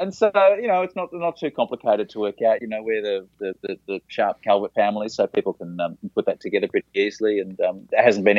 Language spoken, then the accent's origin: English; Melbourne, Victoria, Australia; moved away as an adult; now in Tokyo, Japan; I grew up in Melbourne in Australia, which hosts the International Comedy Festival each April.